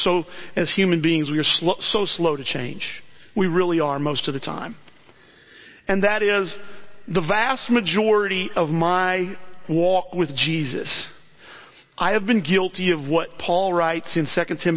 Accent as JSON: {"language": "English", "town": "Alton", "region": "Illinois", "country": "United States", "tie": "born or raised there", "said": "I grew up in the Christian church, went to a couple different ones in the Alton area"}